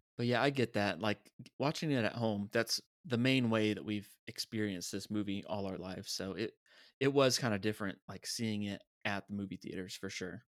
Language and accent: English; United States; we are from America.